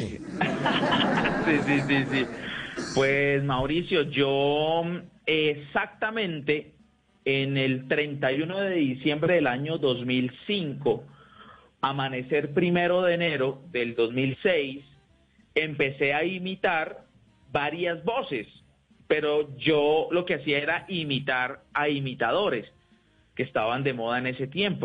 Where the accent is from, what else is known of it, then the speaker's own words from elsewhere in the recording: Neiva, Huila, Colombia; Yo soy de Neiva